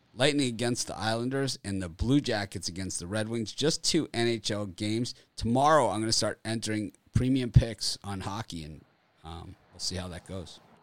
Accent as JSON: {"language": "English", "region": "Florida", "country": "United States", "tie": "born or raised there", "said": "I'm from Florida, so we don't grow up on the ice and stuff."}